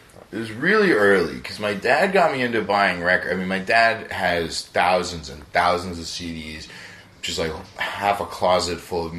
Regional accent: Herndon, Virginia, United States; moved away; I'm from Northern Virginia, from Herndon. Herndon, Virginia, it's about like 30, 45 minutes like southwest of D.C.

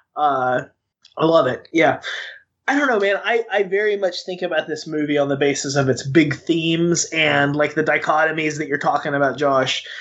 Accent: Western Arkansas, United States; in Western Arkansas, where I grew up

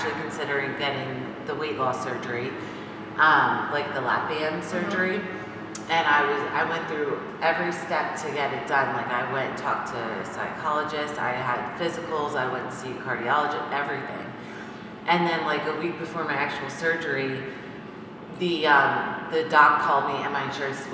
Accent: Belvidere, New Jersey, United States; I grew up in Belvedere

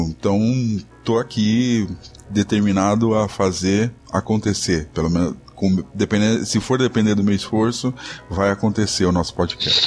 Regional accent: São Paulo, Brazil; sou de São Paulo

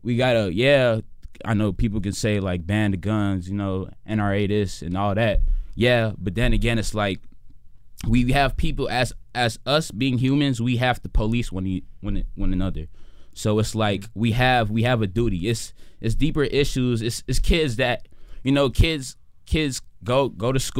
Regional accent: Chicago, Illinois, United States; with Uptown though, I mean, I didn't have it as worse as some other kids did, but then again, it wasn't easy

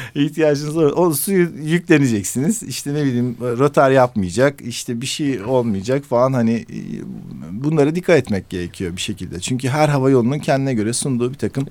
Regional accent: Turkey; ben dedim işte Türkiye

